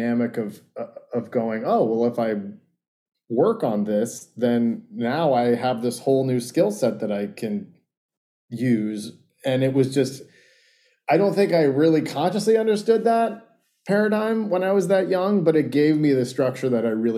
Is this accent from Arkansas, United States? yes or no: no; Sebastopol, California, United States; also born or lived in Santa Clara, California; now in Los Angeles, United States; I was born in Santa Clara, and I grew up in Sebastopol in Sonoma County, super small, hippie little wine country town